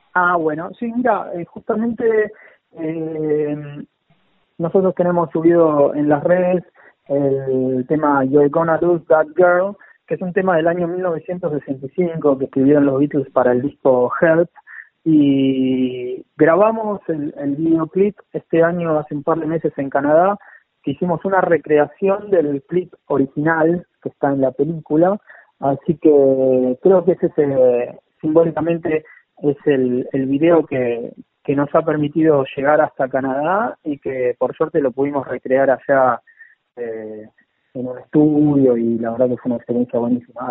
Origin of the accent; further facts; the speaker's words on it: Buenos Aires, Argentina; yo soy de, Paternal, eh, una, ciudad, digamos, una, un barrio